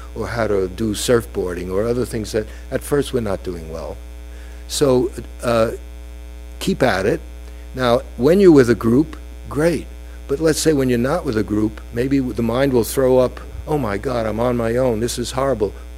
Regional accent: United States; being an American Jew

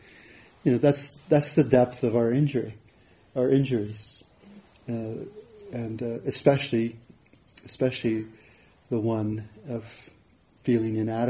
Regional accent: Hawaii, United States; where I grew up in Hawaii

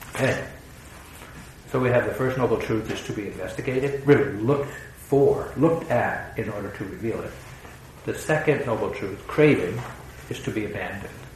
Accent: New England, United States; growing up in New England

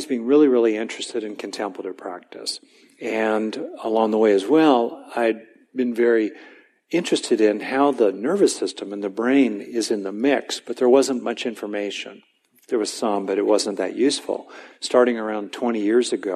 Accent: West Covina, California, United States; I grew up in Southern California, mainly in a decent, nurturing, basic family in the suburbs of LA in West Covina

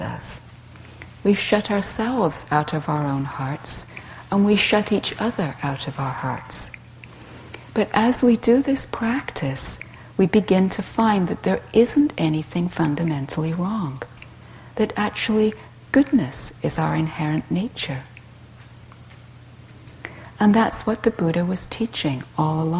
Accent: England, United Kingdom; I grew up in England being taught to be nice

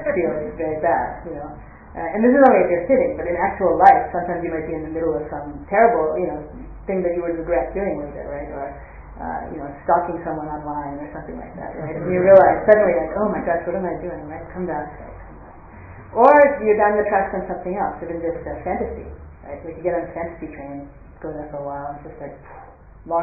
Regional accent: United States; I grew up in the United States

